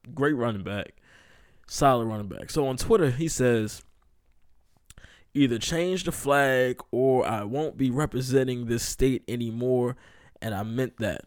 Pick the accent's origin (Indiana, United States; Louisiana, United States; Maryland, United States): Maryland, United States; I'm from Maryland